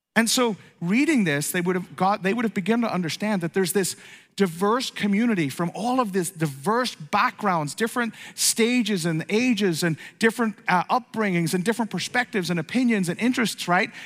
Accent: Ireland; moved away; also born or lived in East Coast, United States; I grew up in Ireland

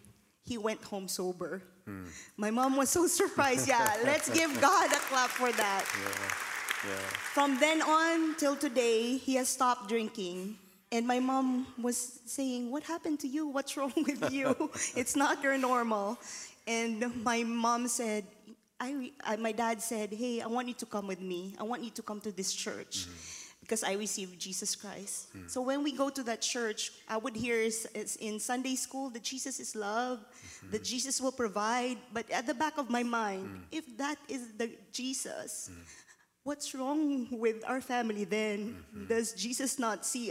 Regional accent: Philippines; English is a second language; moved away; I'm from the Philippines, born and raised to a very poor family.

